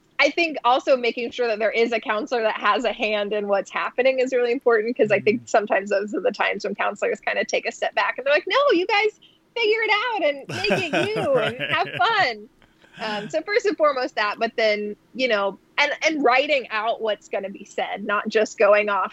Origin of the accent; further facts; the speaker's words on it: Florida, United States; moved away; I'm from Florida originally